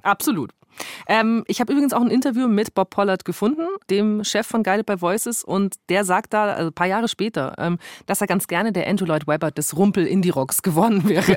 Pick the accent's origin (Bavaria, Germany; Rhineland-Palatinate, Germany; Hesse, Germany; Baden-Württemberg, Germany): Bavaria, Germany; Augsburg; bei uns in Augsburg